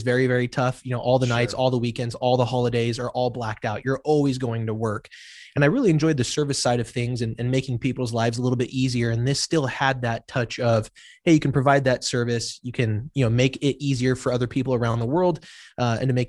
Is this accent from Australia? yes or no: no; Las Vegas, Nevada, United States; moved away as an adult; now in Arizona, United States; I'm from Las Vegas, Nevada.